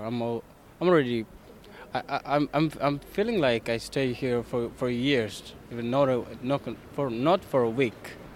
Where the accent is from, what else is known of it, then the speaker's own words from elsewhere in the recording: Ethiopia; moved away as an adult; also born or lived in Dublin; now in Ireland; I'm from Ethiopia.